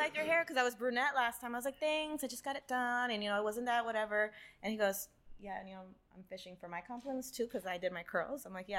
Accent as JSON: {"language": "English", "region": "California", "country": "United States", "tie": "born or raised there", "said": "I was born in Paramount, and we lived in East LA, and that's where my grandmother lived."}